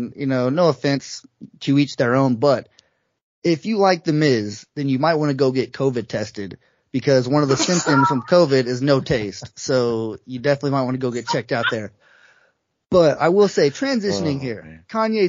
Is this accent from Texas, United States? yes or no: yes; Amarillo, Texas, United States; Me and … here, we're from Amarillo, Texas, about 4 or 5 hours from Dallas.